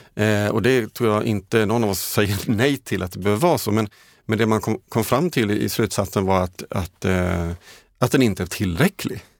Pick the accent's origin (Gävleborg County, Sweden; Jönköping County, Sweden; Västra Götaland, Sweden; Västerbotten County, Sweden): Jönköping County, Sweden; Jönköping; hemifrån Jönköping där jag kommer ifrån